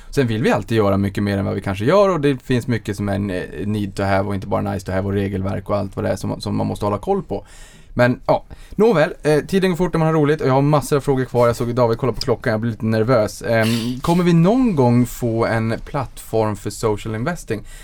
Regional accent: Boden, Norrbotten County, Sweden

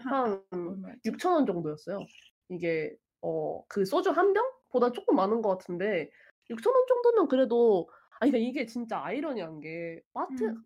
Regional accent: Seoul, South Korea; 저는 이게 아무것도 모르는 서울 사람이니까

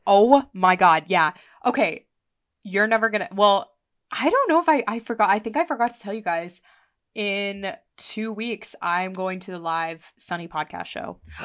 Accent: Columbus, Ohio, United States; growing up in Columbus

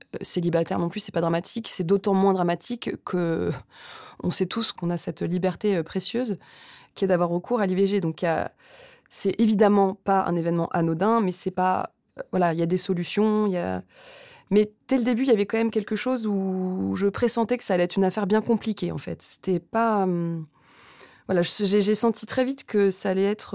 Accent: Rouen, Normandy, France; now in Paris, France; J'ai grandi à Rouen, dans une famille

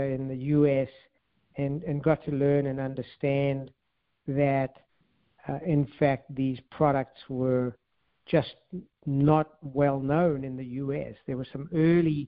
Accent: South Africa; moved away as an adult; also born or lived in California; I'm from South Africa, and I ended up dropping out of college, actually, and then at a young age, right soon after coming out of the military in South Africa

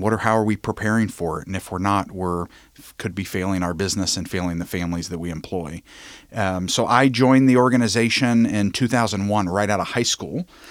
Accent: Covington, Kentucky, United States; I'm born and raised in Covington, Kentucky.

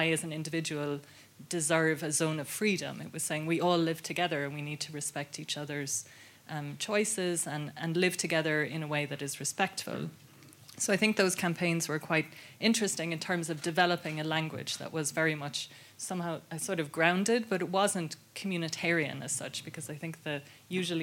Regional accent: Ireland; I grew up in Ireland in the 80s

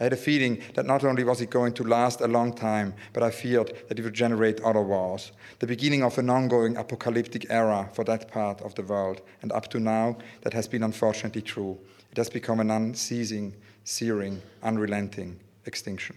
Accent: Zurich, Switzerland; now in London, United Kingdom; I was born in Zurich, and growing up in Zurich, you know, it's the city of Dada

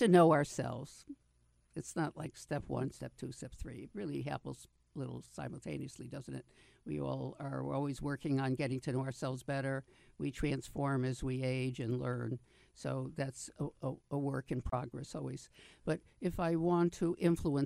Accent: New York, United States; I'm from New York, so we say shrink up north

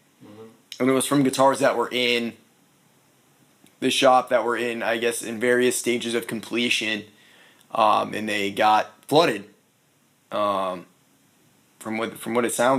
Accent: Brunswick, Maine, United States; also born or lived in Miami / Louisville, Colorado; now in Nashville, United States; Brunswick, Maine.

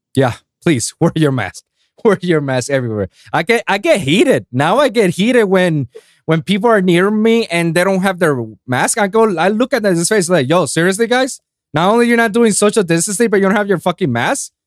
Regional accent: Puerto Rico; I grew up in Puerto Rico

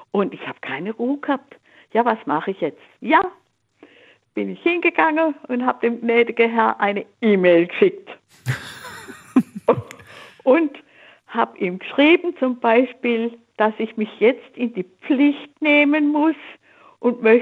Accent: Swabia, Germany; ich bin in der Kriegszeit im Schwäbischen aufgewachsen.

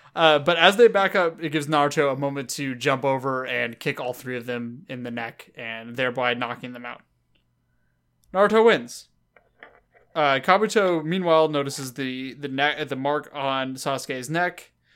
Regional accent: Los Angeles, California, United States; accent: Southern California; we're from the South Bay of Los Angeles, um, and that's where we grew up

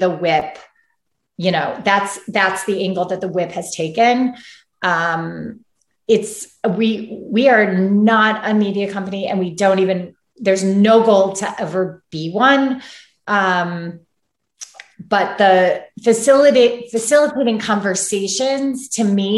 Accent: Chicago, Illinois, United States; moved away as an adult; also born or lived in New York City; now in Santa Barbara, United States; I'm from Chicago and grew up there.

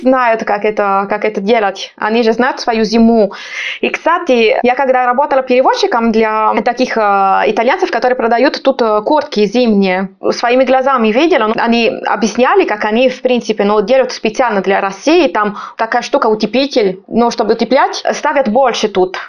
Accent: Sardinia, Italy; Russian is a second language; moved away as an adult; also born or lived in Pisa; now in Moscow, Russia; я с юга, я из Сардинии. Вот мой город находится там прямо у моря

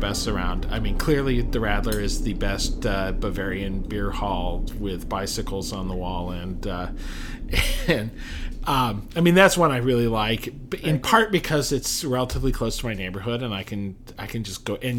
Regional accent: Kansas, United States; moved away; I grew up in Kansas

